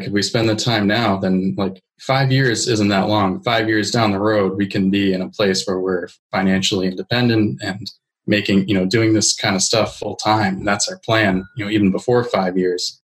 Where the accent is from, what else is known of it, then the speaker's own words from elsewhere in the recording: New Hampshire, United States; I'm from New Hampshire. It's not, you know, as we said, it's like an hour from here.